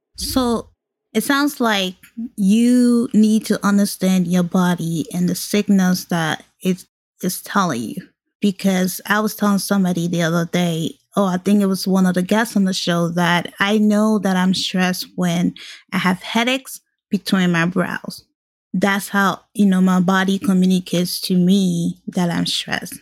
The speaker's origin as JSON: {"language": "English", "country": "Liberia", "tie": "born or raised there", "moved": "yes", "lives_now": "United States", "said": "Growing up in Liberia"}